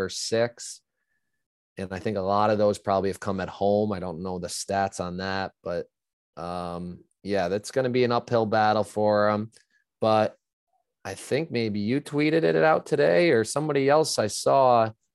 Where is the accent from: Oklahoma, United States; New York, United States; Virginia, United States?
New York, United States; upstate; I'm a New Yorker.